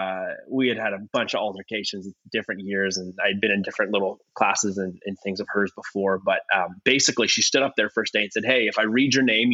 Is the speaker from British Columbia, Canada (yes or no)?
no; Ontario, Canada; moved away as an adult; now in California, United States; I'm originally from Ontario, Canada, from a smaller town, about an hour and a bit north of Toronto. Born and raised in that area.